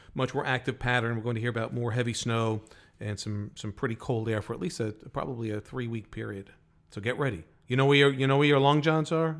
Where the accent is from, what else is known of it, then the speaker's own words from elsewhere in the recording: New York, United States; Got to do it in New York, in our hometowns